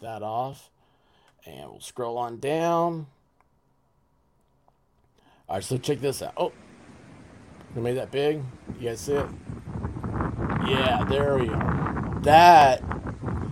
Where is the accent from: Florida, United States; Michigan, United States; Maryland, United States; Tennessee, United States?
Tennessee, United States; Memphis; also born or lived in West Coast; now in St. Louis, United States; I grew up in Memphis.